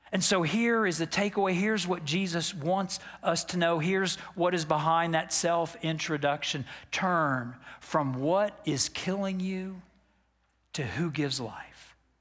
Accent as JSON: {"language": "English", "town": "Dallas", "region": "Texas", "country": "United States", "tie": "born or raised there", "said": "I grew up in Dallas, Texas"}